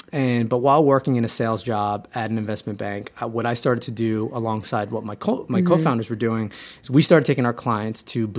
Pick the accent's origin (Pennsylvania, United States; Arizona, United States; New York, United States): New York, United States; Huntington; my other co-founders, John Henry and Chelsea, who I actually grew up with, we're all from Huntington, Long Island.